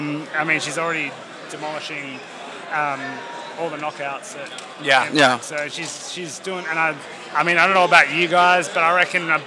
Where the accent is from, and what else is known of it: Australia